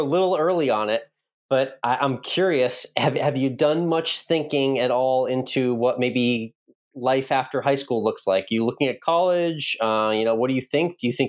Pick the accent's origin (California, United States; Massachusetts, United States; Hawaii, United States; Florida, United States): Massachusetts, United States; now in Texas, United States; I had a similar one when I grew up in Massachusetts.